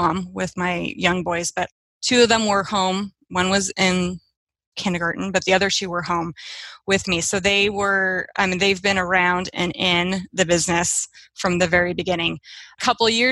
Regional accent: Seattle, Washington, United States; I am from Seattle, Washington

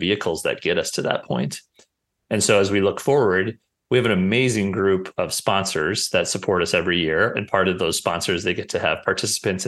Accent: Brookings, South Dakota, United States; growing up in Brookings with my family

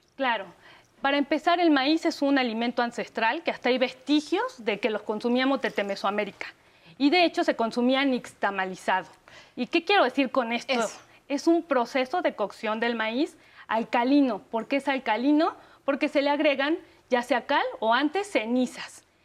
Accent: Mexico; plus que tenemos los mexicanos

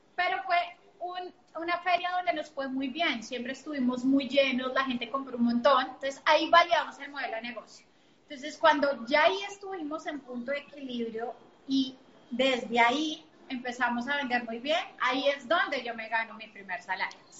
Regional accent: Bogotá, Colombia; yo soy colombiana, nací en Bogotá

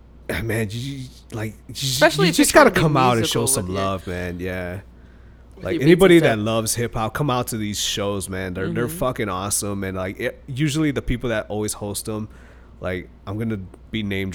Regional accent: Chicago, Illinois, United States; now in Las Vegas, United States; They're like, where are you from? I'm like, Chicago.

